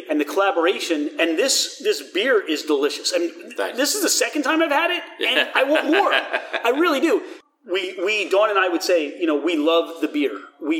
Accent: Mount Laurel, New Jersey, United States; I grew up in Mount Laurel.

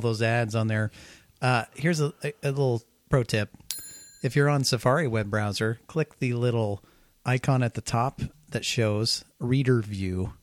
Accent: Kansas, United States; I live I grew up in Kansas

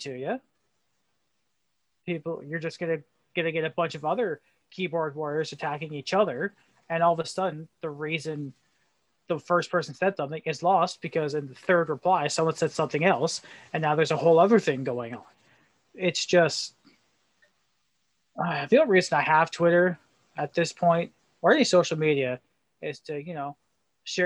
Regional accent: Canada; I'm Canadian

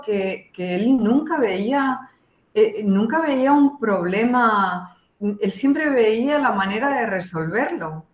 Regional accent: Spain; moved away; yo vengo de un país autoritario, yo me crié en, una dictadura

